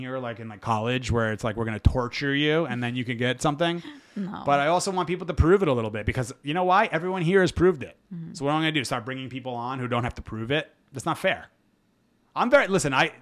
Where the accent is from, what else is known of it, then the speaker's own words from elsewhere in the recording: United States; as an American